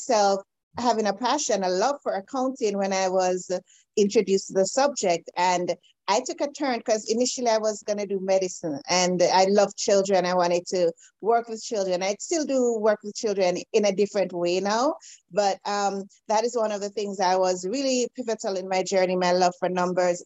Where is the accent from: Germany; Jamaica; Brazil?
Jamaica; now in Canada; I am an island girl. So I'm originally from Jamaica. I'm currently in Canada at this time